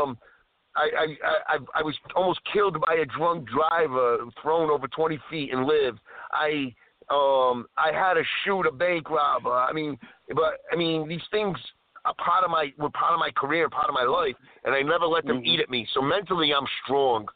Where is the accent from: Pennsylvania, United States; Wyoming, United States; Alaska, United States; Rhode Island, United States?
Rhode Island, United States; we're both from Rhode Island